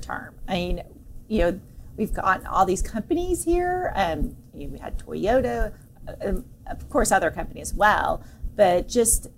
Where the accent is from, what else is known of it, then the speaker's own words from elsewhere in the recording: Plano, Texas, United States; I remember when I was younger growing up here, we would travel and you never said you were from Plano.